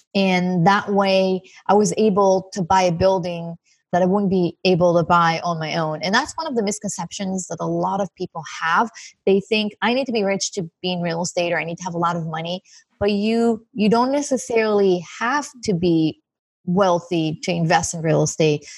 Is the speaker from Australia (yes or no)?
no; Israel; moved away as an adult; now in Santa Monica, United States; I'm originally from Israel. I live in Santa Monica right now